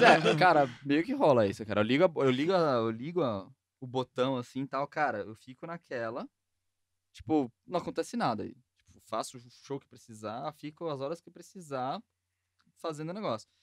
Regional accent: São Paulo, Brazil; eu sou mais paulistano que vocês possam imaginar, porque nasci e cresci no centro de São Paulo

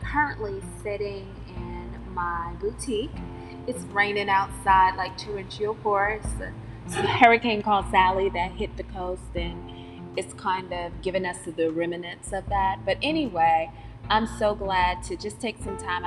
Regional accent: North Carolina, United States; accent: Southern; I'm from North Carolina, if you can't already tell with the Southern vernacular and accent

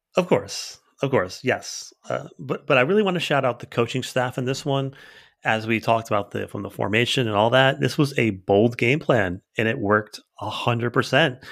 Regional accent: Bridgewater, New Jersey, United States; I'm from Bridgewater

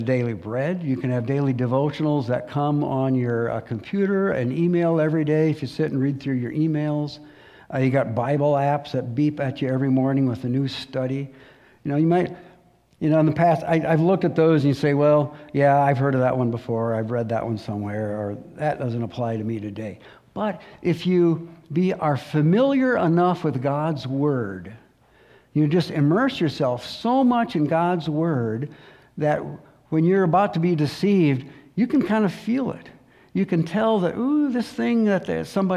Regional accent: United States; I'm a patriotic American

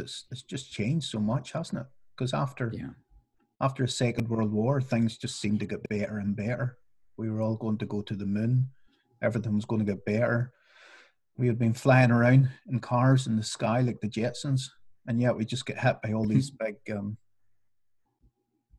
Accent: Northern Ireland, United Kingdom; when I was growing up in Northern Ireland

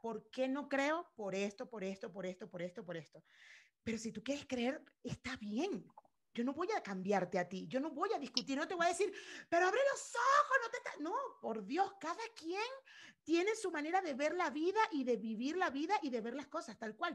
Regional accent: Venezuela; mi país

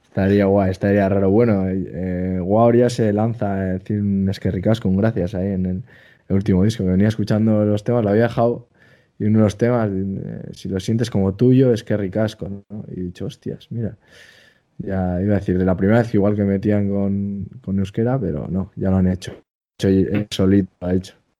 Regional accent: Basque Country, Spain; soy vasco

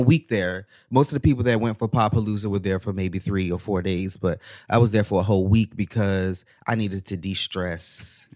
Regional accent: United States; moved away as an adult; also born or lived in Baltimore, Maryland; now in Atlanta, United States; I'm originally from the DMV area, so DC, Maryland area

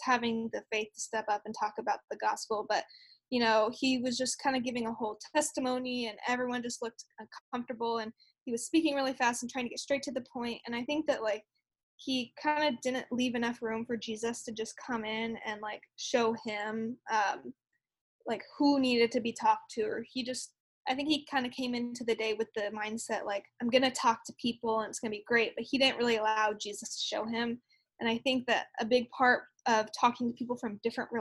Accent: Houston, Texas, United States; I'm from Houston

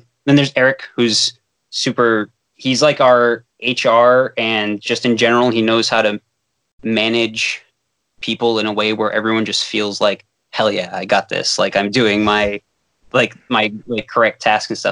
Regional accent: Fall River, Massachusetts, United States; a parkour academy in my hometown, Fall River, Massachusetts

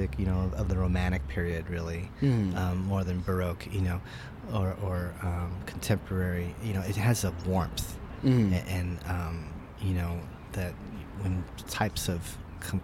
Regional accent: Yorba Linda, California, United States; moved away as an adult; now in San Jacinto, United States; I grew up in Yorba Linda

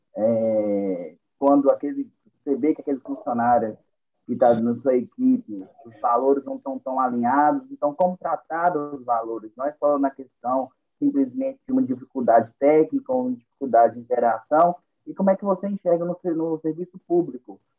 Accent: Almenara, Minas Gerais, Brazil; sou de Almenara, é, Minas Gerais, cidade com 30 mil habitantes

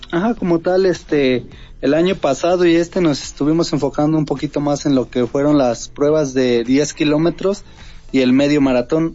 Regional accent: Tlaxcala, Mexico; nosotros que somos de Tlaxcala

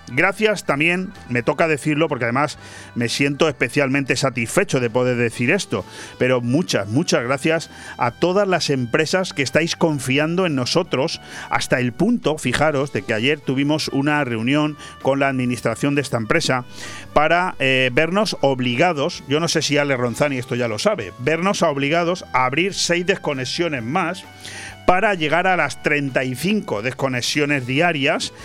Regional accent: Benidorm, Valencian Community, Spain; Ayer vivimos los ciudadanos de Benidorm uno de esos capítulos

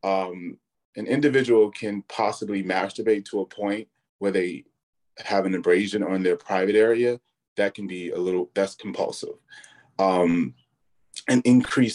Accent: Chicago, Illinois, United States; I'm also born and raised in the Chicagoland area.

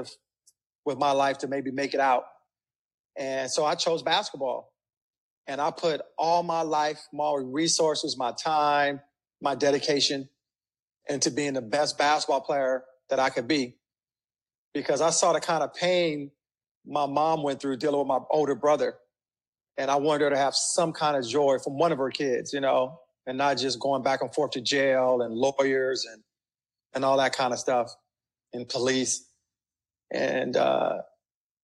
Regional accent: Compton, California, United States; I grew up in Compton to a single family.

